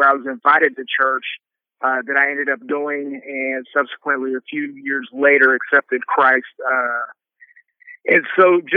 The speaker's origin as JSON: {"language": "English", "region": "Southern California", "country": "United States", "tie": "born or raised there", "moved": "yes", "lives_now": "Dallas, United States", "said": "Growing up in Southern California"}